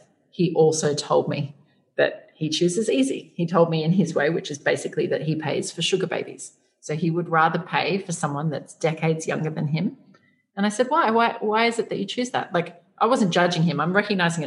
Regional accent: Australia; moved away as an adult; now in Asia; us growing up in Australia

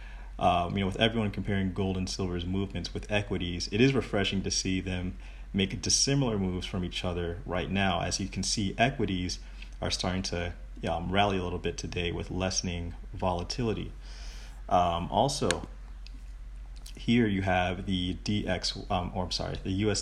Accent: United States; I'm an American

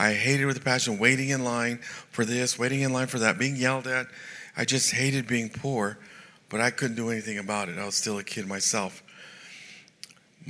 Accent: San Jose, California, United States; I was raised in San Jose, California

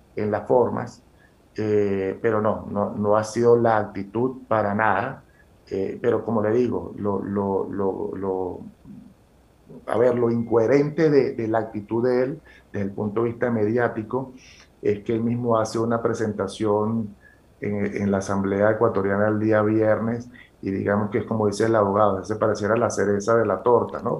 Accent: Venezuela; moved away as an adult; now in Colombia; yo tengo familia ecuatoriana, aunque yo soy venezolano de nacimiento, mis padres, mi familia paterna y materna es ecuatoriana

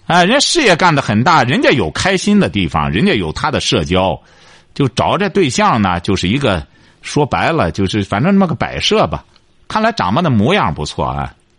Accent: China; 我们中国人

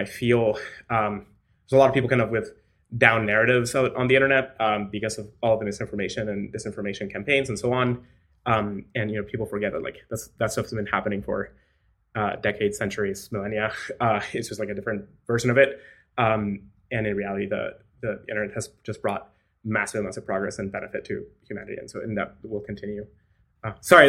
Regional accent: Mexico; moved away; also born or lived in Latin America / United States; I was born in Mexico, and so I grew up in Latin America

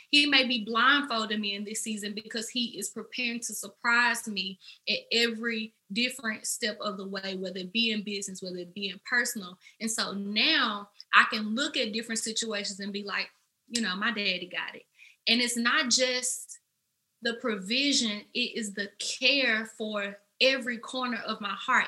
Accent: Memphis, Tennessee, United States; I am from Memphis, Tennessee, as you can probably tell by my accent.

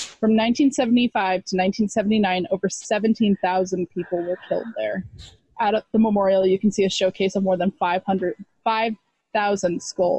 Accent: Texas, United States; we grew up in Texas.

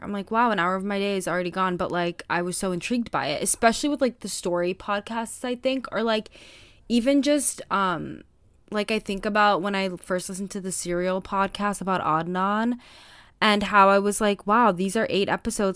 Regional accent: United States; as an American

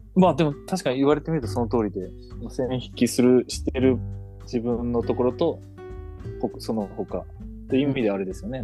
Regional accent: Japan; 日本に生まれた

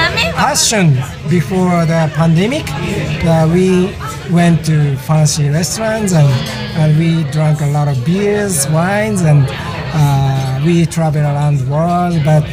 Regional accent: Tokyo, Japan; English is a second language; also born or lived in New York; I was born and raised in Tokyo.

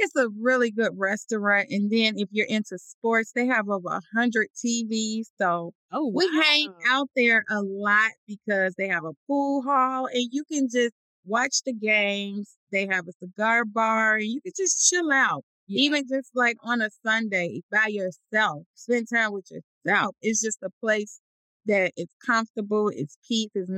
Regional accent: Chicago, Illinois, United States; now in Atlanta, United States; a young child growing up in Chicago

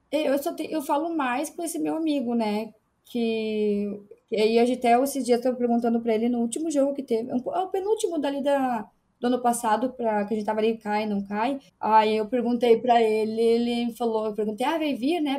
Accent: Erechim, Rio Grande do Sul, Brazil; also born or lived in São José do Ouro; eu não nasci em Erechim, né? Eu nasci numa cidadezinha perto de Erechim, mas eu moro em Erechim, é, é São José do Ouro praticamente eu só nasci lá. Com três anos eu fui para Erechim

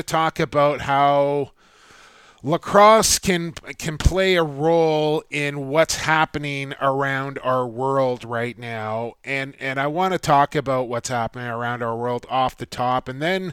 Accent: Canada; also born or lived in St. Paul, Minnesota; as a Canadian

